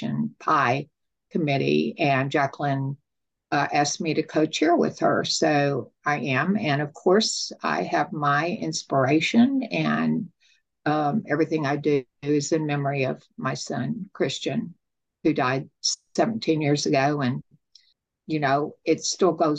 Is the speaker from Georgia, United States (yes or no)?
no; Texas, United States; I'm from Texas